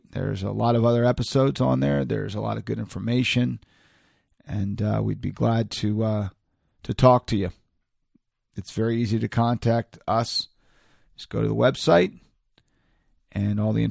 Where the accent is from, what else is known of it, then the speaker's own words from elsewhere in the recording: Orlando, Florida, United States; now in State College, United States; I'm originally from Orlando, Florida